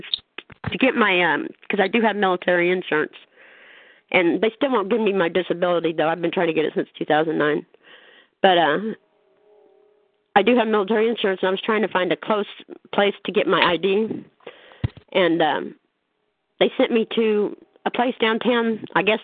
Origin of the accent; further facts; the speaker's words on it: Kansas City, Missouri, United States; also born or lived in California; Kansas City, Missouri, is where I'm from